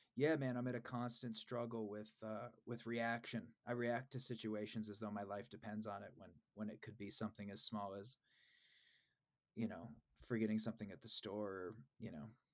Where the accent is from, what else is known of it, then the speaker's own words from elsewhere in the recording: Des Moines, Iowa, United States; I grew up in Des Moines, Iowa.